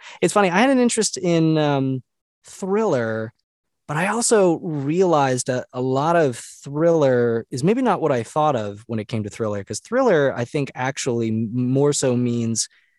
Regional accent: Rhode Island, United States; also born or lived in North Carolina; though I spent 10 years in North Carolina, I'm originally from New England. All my family's from Massachusetts and Rhode Island. I was born in Rhode Island.

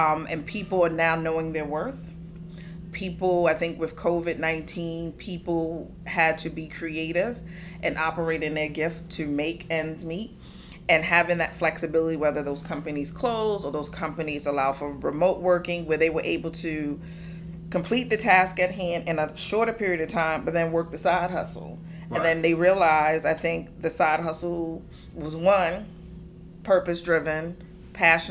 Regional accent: New York City, New York, United States; also born or lived in Bronx / Charleston; we moved to San Juan Hill, which is in Midtown Manhattan, 64th in Amsterdam, also mm-hmm. known as Amsterdam Projects now. Grew up in a single parent home

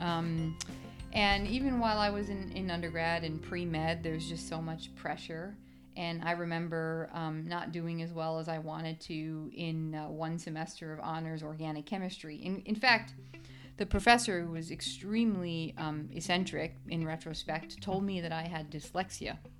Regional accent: New York City, New York, United States; now in Scottsdale, United States; I grew up in the Bronx, New York

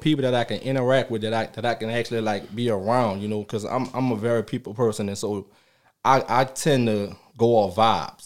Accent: New Orleans, Louisiana, United States; moved away; I'm from New Orleans, Louisiana. I started playing down there

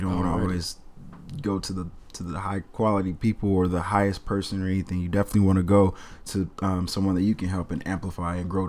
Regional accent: Kansas City, Missouri, United States; also born or lived in Mississippi; now in Portland, United States; from Kansas City, Missouri. Grew up in Kansas City, a little bit in Mississippi as well. I'm 23 years old. Just moved here to Portland not long ago.

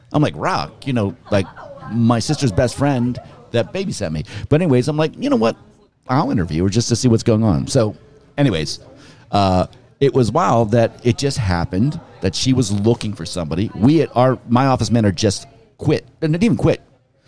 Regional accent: Pittsburgh, Pennsylvania, United States; moved away; I grew up in Pittsburgh.

